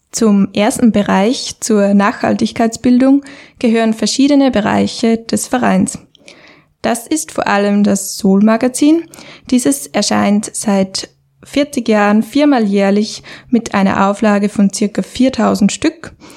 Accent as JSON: {"language": "German", "region": "Upper Austria", "country": "Austria", "moved": "as an adult", "lives_now": "Vienna, Austria", "said": "ursprünglich aus Oberösterreich und für das Studium Umwelt- und Bioresourcenmanagement an der BOKU nach Wien gekommen"}